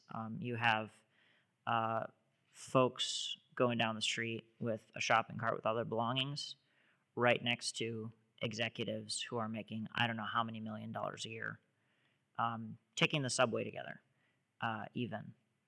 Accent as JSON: {"language": "English", "town": "Jersey City", "region": "New Jersey", "country": "United States", "tie": "born or raised there", "said": "So I grew up in Jersey City, New Jersey. This is right across the river from Manhattan."}